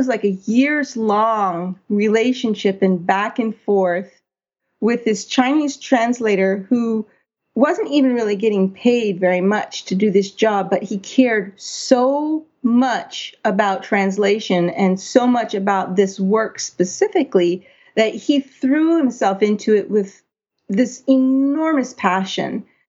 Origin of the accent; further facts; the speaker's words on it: Poland; English is a second language; now in Australia; Growing up in Poland under communist regime meant having to learn Russian many years at school